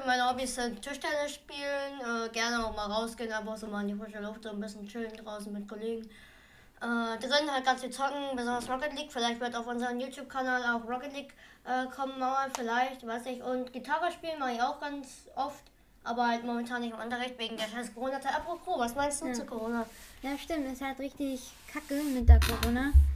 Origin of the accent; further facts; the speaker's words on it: Schleswig-Holstein, Germany; ich komme auch aus dem Schleswig-Holstein